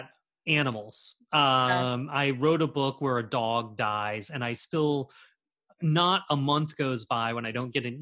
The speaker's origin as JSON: {"language": "English", "town": "Charleston", "region": "South Carolina", "country": "United States", "tie": "born or raised there", "said": "growing up in Charleston in the 90s and the 80s"}